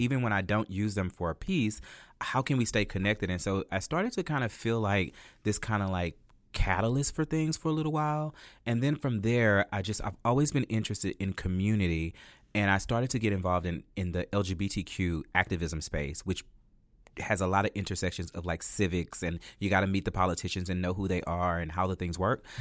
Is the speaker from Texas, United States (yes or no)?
yes; La Marque, Texas, United States; now in Houston, United States; I'm from Lamarck, Texas